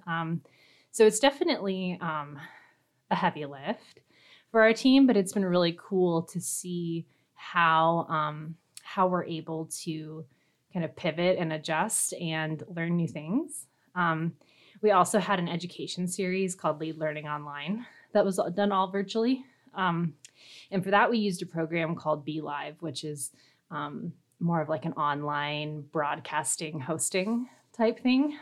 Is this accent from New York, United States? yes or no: no; Fremont, Nebraska, United States; also born or lived in Minnesota; I'm originally from Fremont, Nebraska. So I'm, I am a native Nebraskan